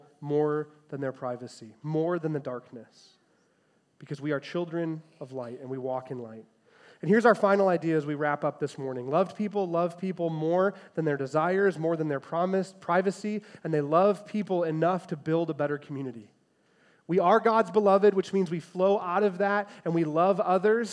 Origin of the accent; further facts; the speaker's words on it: Chicago, Illinois, United States; I'm a first grader, growing up in the Chicagoland area